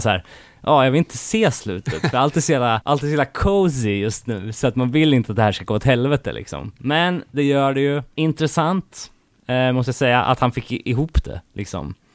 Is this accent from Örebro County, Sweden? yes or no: yes; Örebro, Örebro County, Sweden; alltså man blir stolt som örebroare.